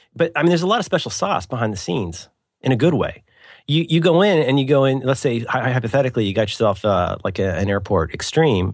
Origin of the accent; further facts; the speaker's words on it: Cincinnati, Ohio, United States; growing up in Cincinnati